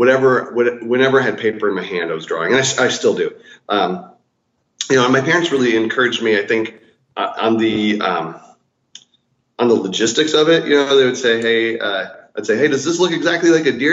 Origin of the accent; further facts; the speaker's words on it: United States; also born or lived in North Dakota / South Dakota / Sioux Falls, South Dakota; I grew up in North Dakota and South Dakota, kind of split time between the two states